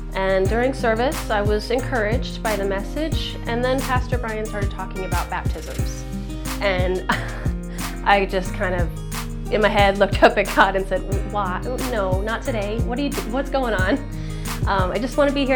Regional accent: D.C., Virginia near Washington, United States; I grew up in Virginia near Washington, D.C.

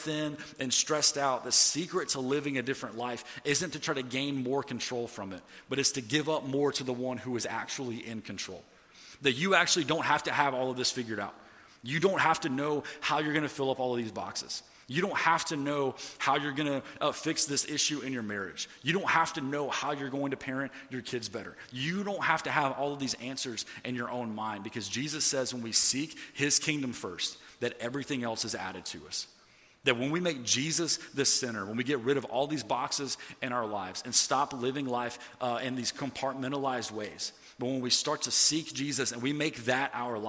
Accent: the South, United States; Like, I didn't grow up going to church or anything, even though I grew up in the Bible Belt.

